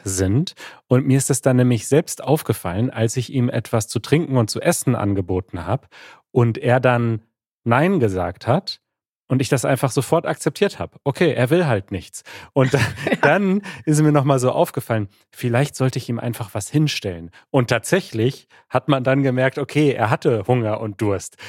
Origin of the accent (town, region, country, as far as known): Germany